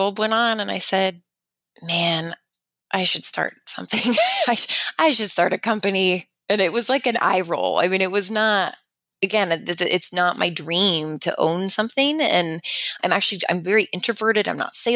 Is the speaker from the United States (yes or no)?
yes; Fort Collins, Colorado, United States; moved away as an adult; also born or lived in Loveland, Colorado; now in Gilbert, United States; born and raised in Fort Collins, and then moved out to Gilbert, Arizona